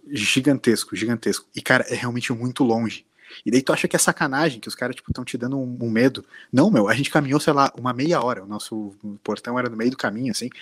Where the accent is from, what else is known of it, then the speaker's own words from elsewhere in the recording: Brazil; a gente era brasileiro